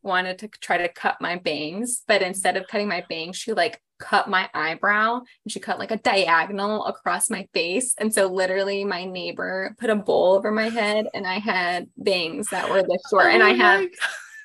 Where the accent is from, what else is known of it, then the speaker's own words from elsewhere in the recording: Utah, United States; moved away as an adult; also born or lived in Virginia; now in Washington, D.C., United States; I was a social worker first in my home state of Utah